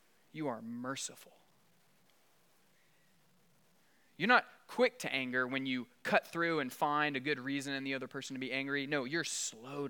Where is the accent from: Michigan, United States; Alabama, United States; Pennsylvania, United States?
Alabama, United States; South; I grew up in South Alabama, LA, Lower Alabama